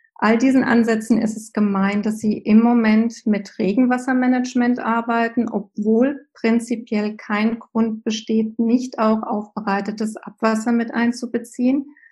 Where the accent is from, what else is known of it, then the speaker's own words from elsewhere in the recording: Germany; bei uns in Deutschland